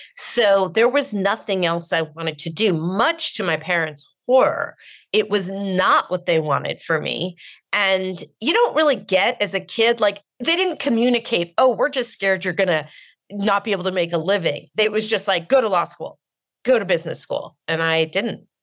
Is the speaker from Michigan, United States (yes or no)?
no; Marin County, California, United States; I'm from Marin County. I was raised by total snobs